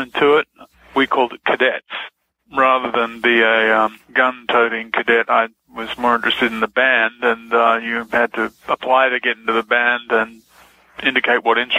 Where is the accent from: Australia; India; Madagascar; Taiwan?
Australia; Melbourne, Victoria; I grew up in Melbourne, in Australia.